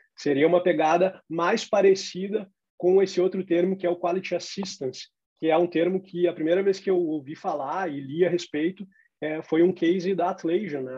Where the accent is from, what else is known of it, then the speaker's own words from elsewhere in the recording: Porto Alegre, Rio Grande do Sul, Brazil; em Porto Alegre, na minha cidade natal